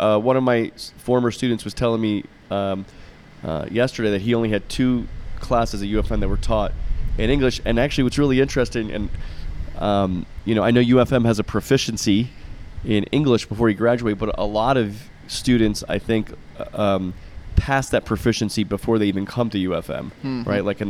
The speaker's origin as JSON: {"language": "English", "region": "Florida", "country": "United States", "tie": "born or raised there", "moved": "as an adult", "lives_now": "Guatemala", "said": "I grew up in Florida."}